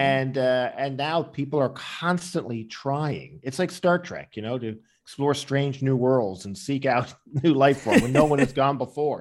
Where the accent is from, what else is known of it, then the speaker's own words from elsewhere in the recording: Newfoundland and Labrador, Canada; when I was growing up in Newfoundland